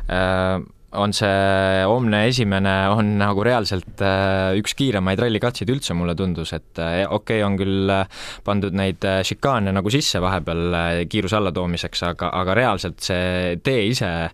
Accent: Tartu, Tartu County, Estonia; also born or lived in Otepää; olen siin ikkagi väga kohalik, et meil on maakodu, on nagu Otepääl ja noh, ise elan Tartus

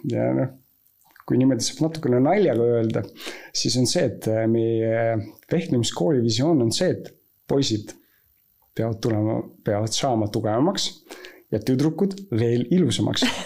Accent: Estonia; ma olen Eestis sündinud

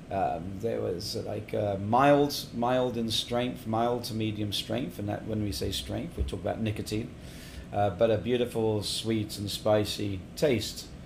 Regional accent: England, United Kingdom; also born or lived in Middle East; now in Estonia; yeah I was brought up in England and actually in the Middle East, and my mother's actually Australian. So I'm bouncing all over the place here, and now been in Estonia for my God since 2004.

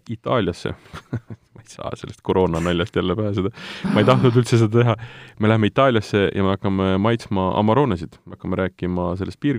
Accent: Tartu, Tartu County, Estonia; me oleme Priiduga selles mõttes pikemalt, mitte väga pikalt, aga siiski pikemalt äh, tuttavad, me oleme mõlemad Tartust.

